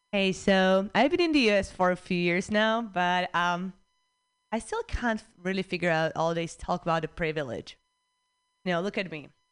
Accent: Prague, Czechia; English is a second language; now in United States; I'm from Prague, Czech Republic

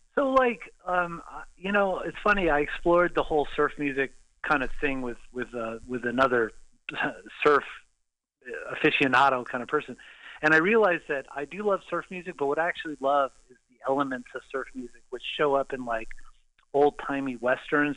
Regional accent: Los Angeles, California, United States; also born or lived in Valencia, California / Sherman Oaks / North Hollywood; I grew up in L.A., Southern California

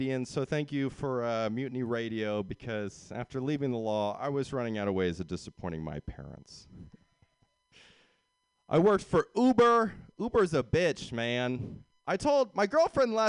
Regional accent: San Jose, California, United States; also born or lived in Sweden; I'm from San Jose

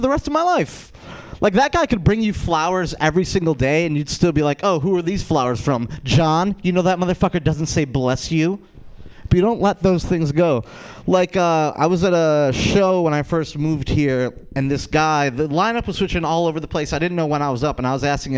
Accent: Rochester, New York, United States; I'm from Rochester, New York

